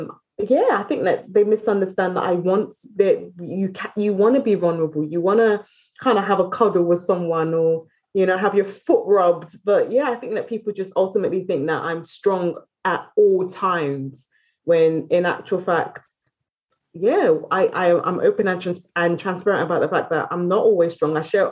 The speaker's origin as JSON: {"language": "English", "country": "United Kingdom", "said": "You see, I'm British, isn't it? So we drink"}